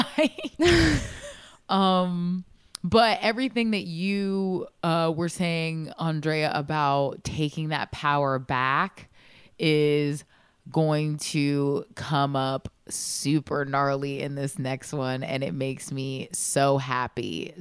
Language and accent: English; Michigan, United States; I'm from Michigan.